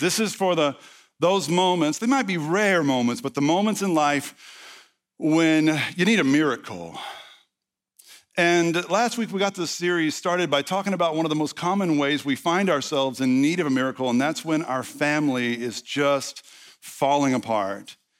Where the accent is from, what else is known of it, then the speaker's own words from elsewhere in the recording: the South, United States; I'm from the South